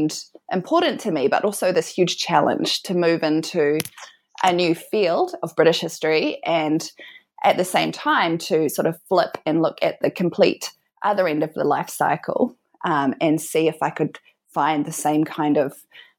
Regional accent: New Zealand; moved away as an adult; also born or lived in Auckland, New Zealand; now in Melbourne, Australia; I'm from New Zealand

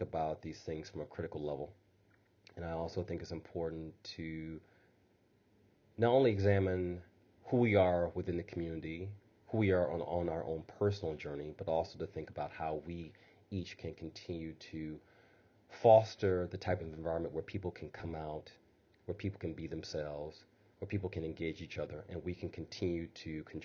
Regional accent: Midwest, United States; being a Midwesterner.

